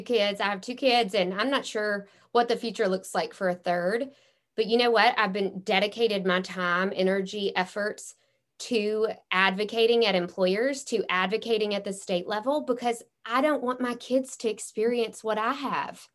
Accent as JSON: {"language": "English", "town": "Memphis", "region": "Tennessee", "country": "United States", "said": "I'm from Memphis, Tennessee"}